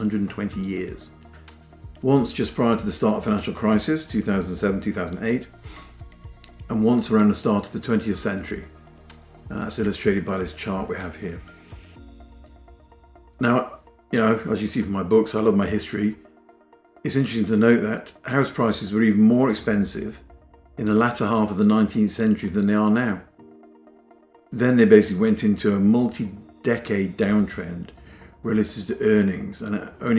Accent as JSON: {"language": "English", "town": "Whitby", "region": "Yorkshire and the Humber", "country": "United Kingdom", "said": "I'm from Whitby in North Yorkshire"}